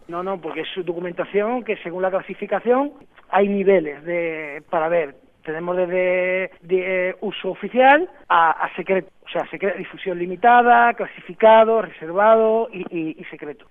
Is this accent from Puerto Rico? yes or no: no; Bormujos, Andalusia, Spain; Soy de, un pueblo de Sevilla, que es Bormujo, y bueno, y que yo sepa, soy de ahí, pero mi familia, mis abuelos, mis bisabuelos, todo, toda mi familia es de allí.